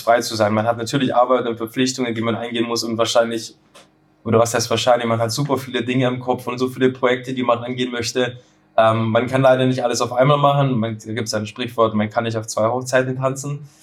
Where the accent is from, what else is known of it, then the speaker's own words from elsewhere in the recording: near Schwäbisch Hall, Baden-Württemberg, Germany; ich komme ja ähm, aus dem Süden, aus in der Nähe von Schwäbisch Hall